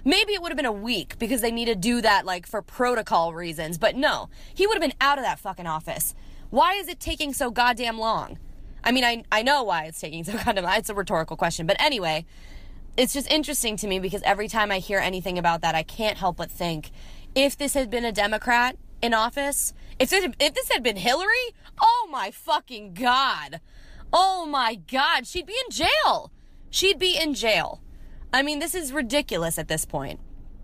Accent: Columbia, Maryland, United States; now in Nashville, United States; from Columbia, Maryland. I also live in Nashville, Tennessee

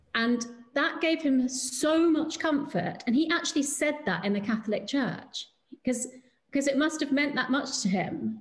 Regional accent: United Kingdom

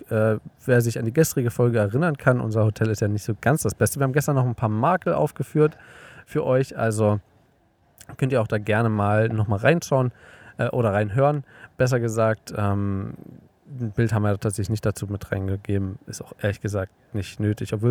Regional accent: Germany; in Deutschland, zumindest da, wo ich aufgewachsen bin

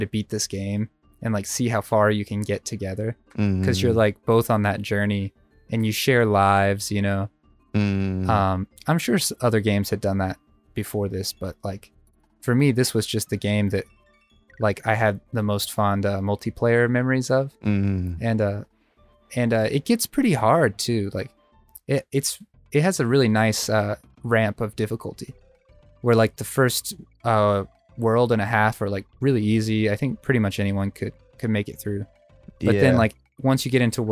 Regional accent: Germany; growing up in Germany

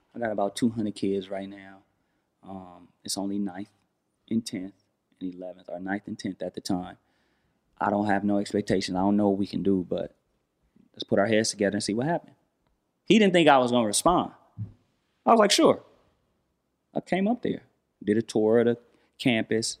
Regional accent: Los Angeles, California, United States; I'm from Watts.

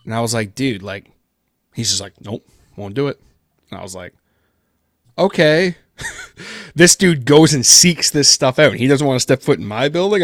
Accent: Peterborough, Ontario, Canada; first language English; my hometown here in Peterborough, Ontario

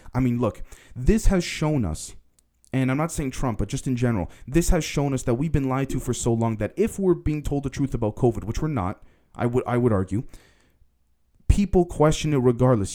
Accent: Canada; being a Canadian myself

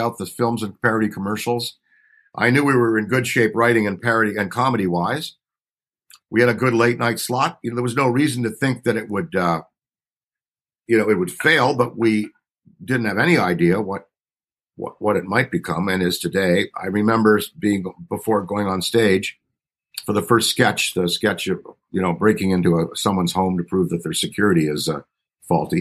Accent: Ottawa, Ontario, Canada; I was born on July 1st, Canada Day, in Ottawa, the capital

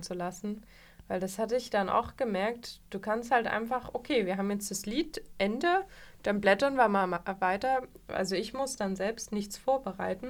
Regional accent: Vogtland, Saxony, Germany; moved away; ich bin aus dem Vogtland

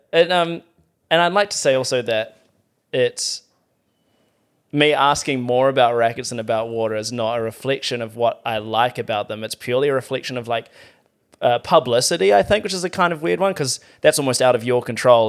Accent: New Zealand; as a New Zealander

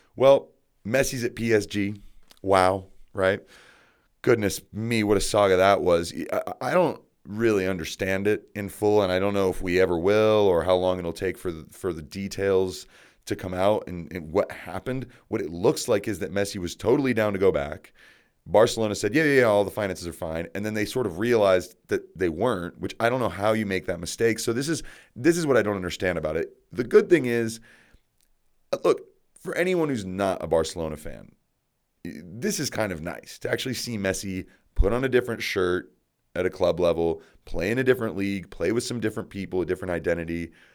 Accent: Colorado, United States; I'm from Colorado.

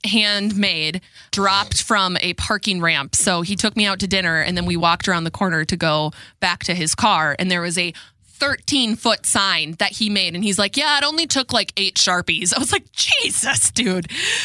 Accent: Red Wing, Minnesota, United States; And I love my hometown. I wouldn't change it for the world. But I absolutely love Red Wing, Minnesota.

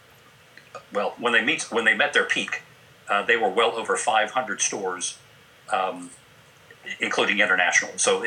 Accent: DeLand, Florida, United States; now in Augusta, United States; My hometown is DeLand, Florida

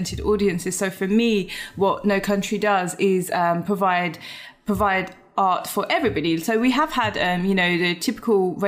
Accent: London, United Kingdom; I'm from Britain, but sometimes people will question that just based on how I look

